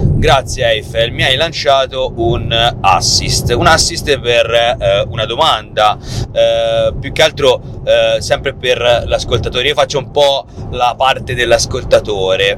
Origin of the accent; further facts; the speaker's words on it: Tuscany, Italy; noi siamo toscani